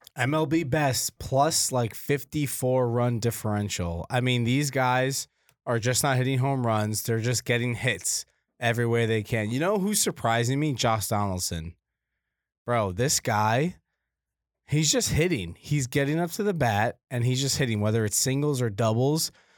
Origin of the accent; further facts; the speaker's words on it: Canada; moved away; I'm Canadian.